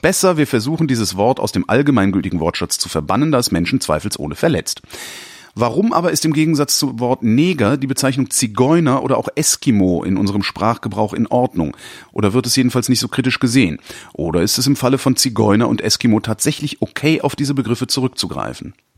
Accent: Cologne, North Rhine-Westphalia, Germany; ich komme ja ursprünglich aus Köln

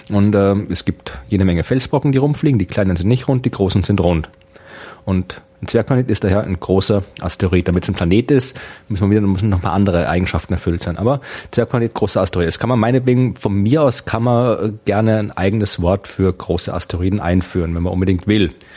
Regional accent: Krems, Lower Austria, Austria; meiner Heimatstadt in Österreich

